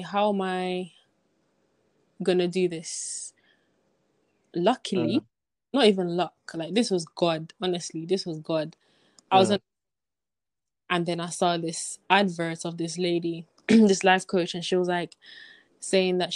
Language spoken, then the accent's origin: English; Jamaica; moved away; As a Jamaican myself, coming from Jamaica